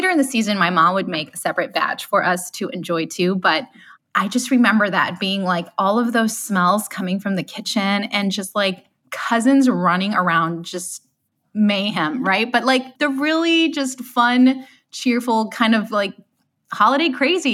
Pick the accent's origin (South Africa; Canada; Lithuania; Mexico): Mexico; Monterrey, Nuevo León; also born or lived in Colorado; now in Michigan, United States; I grew up in Monterrey, Nuevo León